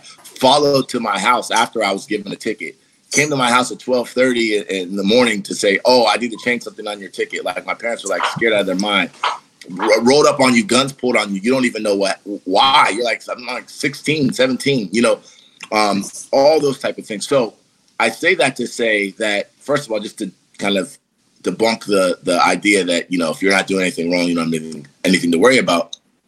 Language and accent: English; Columbus, Ohio, United States; because I'm born and raised in Columbus, Ohio